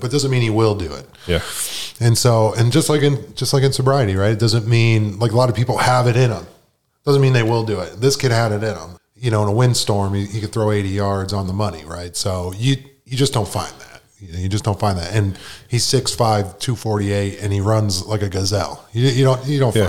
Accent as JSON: {"language": "English", "town": "Buffalo", "region": "New York", "country": "United States", "tie": "born or raised there", "moved": "as an adult", "said": "I grew up in Buffalo, New York"}